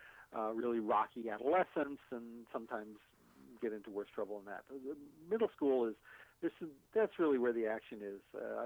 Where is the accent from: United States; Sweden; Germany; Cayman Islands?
United States; Maine; moved away as an adult; there's a thing about us Mainers